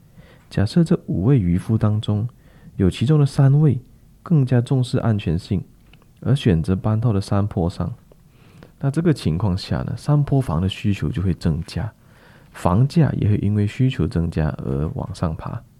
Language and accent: Chinese; Klang, Selangor, Malaysia; 那给大家举几个比较实际的例子哈，在我老家巴生啊，某一个商业区在发展上刚刚出售的时候，市场上都非常看好